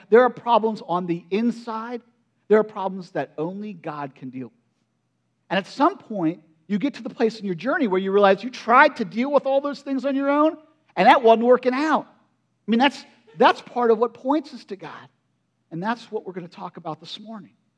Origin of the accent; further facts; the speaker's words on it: United States; I grew up in Perry County